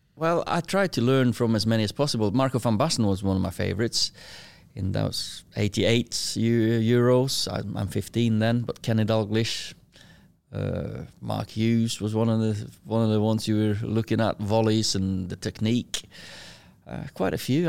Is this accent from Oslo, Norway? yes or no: no; Kristiansund, Møre og Romsdal, Norway; moved away as an adult; now in Manchester, United Kingdom; I was born in Kristiansund, little, uh, fishing village or a city, town, whatever you wanna call it, uh, twenty-five thousand. I lived in, um, house with, uh, me, with my sister, four years younger than me, mum and dad.